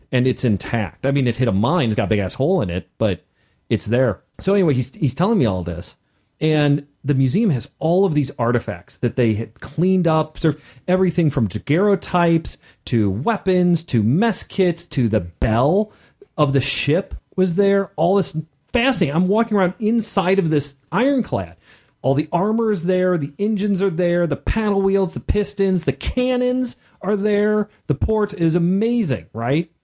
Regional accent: Missouri, United States; I was from Missouri

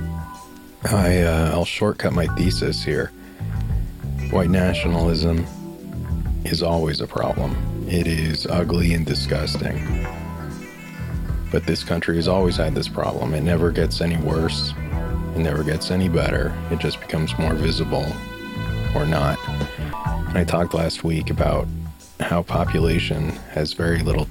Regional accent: Aurora, Colorado, United States; growing up in Aurora, Colorado

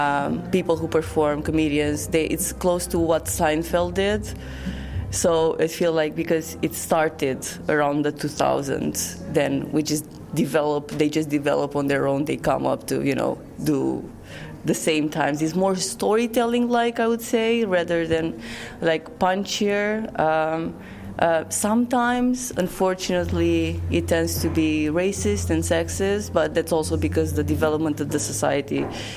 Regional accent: Romania; now in Amsterdam, Netherlands; I'm from Romania. I live in Amsterdam

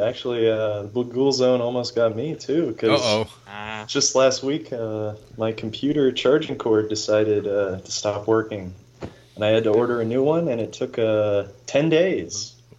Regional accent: Colorado, United States; now in Phoenix, United States; I'm actually from Colorado.

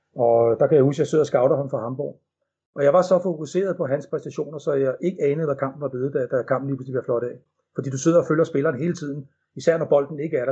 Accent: Denmark

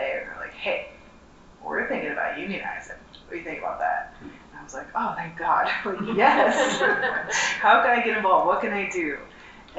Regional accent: New Jersey, United States; I am from New Jersey

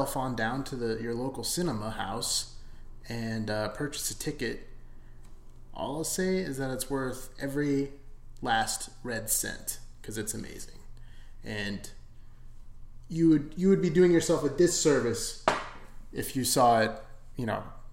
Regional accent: Arizona, United States; I'm from Arizona too

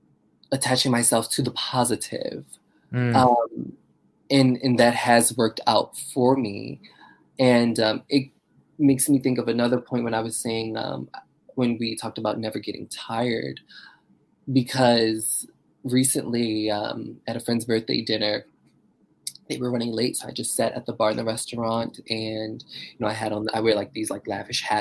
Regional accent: Baltimore, Maryland, United States; now in New York, United States; I'm originally from Baltimore, Maryland, and I love Baltimore

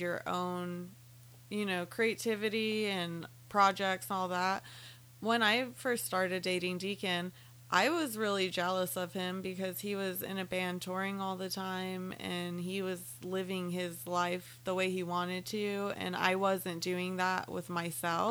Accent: Silver City, New Mexico, United States; moved away; I went to New Mexico this past weekend, my hometown, Silver City

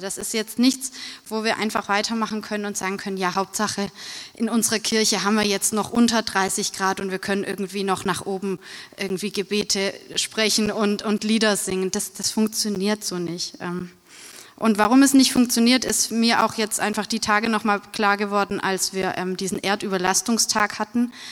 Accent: Bruchsal, Baden-Württemberg, Germany; in Bruchsal, wo ich herkomme

